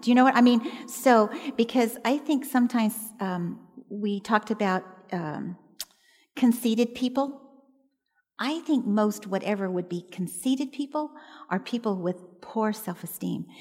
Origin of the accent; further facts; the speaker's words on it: Southern California, United States; I was born and raised in Southern California